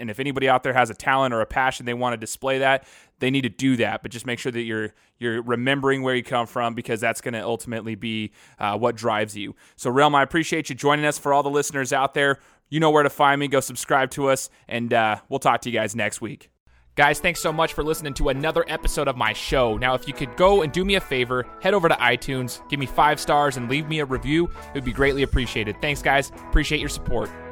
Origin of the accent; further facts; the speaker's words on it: Idaho, United States; I'm just from Idaho, right? I'm a Boise State alum.